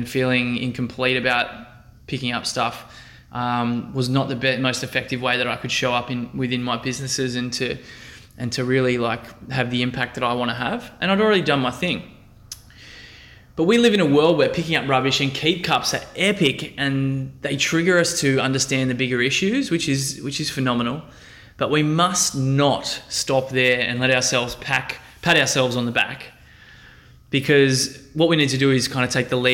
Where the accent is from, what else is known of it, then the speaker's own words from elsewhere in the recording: Central Coast, New South Wales, Australia; my hometown on the Central Coast